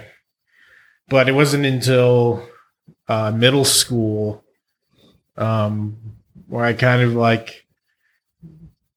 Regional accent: Central Valley, near Fresno, California, United States; I grew up in Central Valley, this really small farm town outside of Fresno.

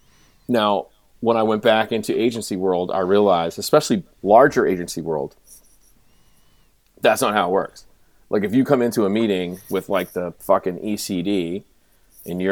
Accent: Boston, Massachusetts, United States; growing up in Boston

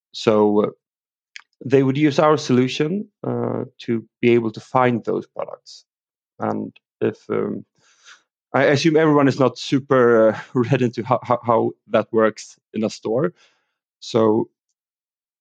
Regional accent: Sweden; English is a second language; also born or lived in London, England; I am from Sweden.

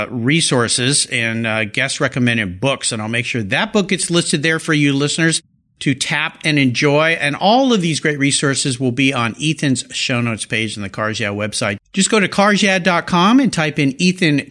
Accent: Southern California, United States; I grew up in Southern California where we don't really have any accents

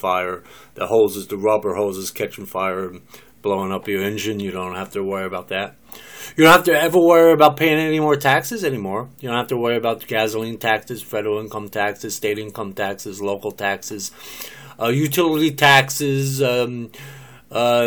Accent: New Jersey, United States; also born or lived in Philadelphia, Pennsylvania; now in Oklahoma, United States; I'm from New Jersey, I lived most of my life in New Jersey, I was born in Philadelphia

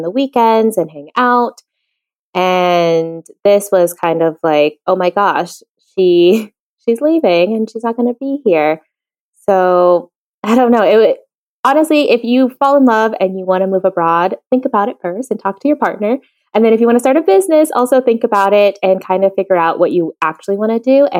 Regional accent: Virginia, United States; moved away as an adult; now in Madrid, Spain; I'm originally from Virginia in the United States, and now I live full-time in Madrid, Spain

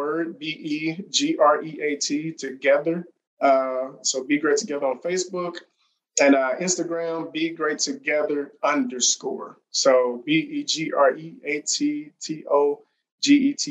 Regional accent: Mississippi, United States; moved away; also born or lived in Los Angeles / Kansas City; I saw growing up in Mississippi

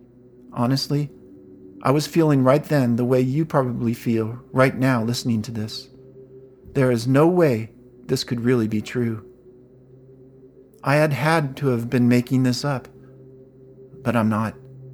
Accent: California, United States; I'm from California, and I'm a writer.

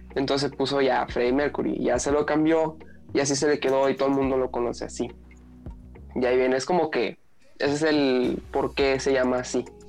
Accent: Mexicali, Baja California, Mexico; now in Hermosillo, Mexico; yo crecí en Mexicali

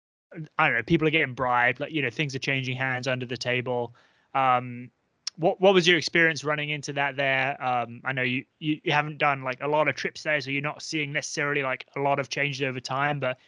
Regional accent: England, United Kingdom; I'm from England

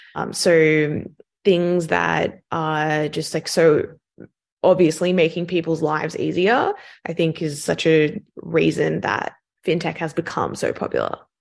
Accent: Sydney, New South Wales, Australia; accent: Australian; moved away as an adult; also born or lived in London, United Kingdom; You can probably tell from my accent that I'm Australian, so I grew up in Sydney

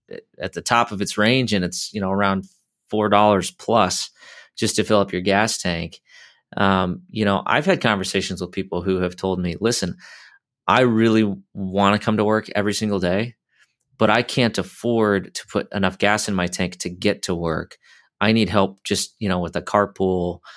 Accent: Iowa, United States; where I grew up in Iowa

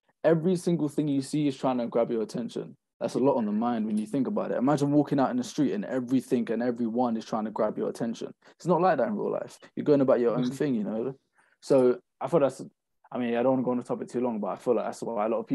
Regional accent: London, United Kingdom; I'm from London

